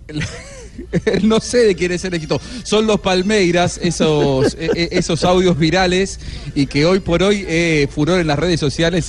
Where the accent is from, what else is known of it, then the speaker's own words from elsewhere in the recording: Argentina; Yo soy argentino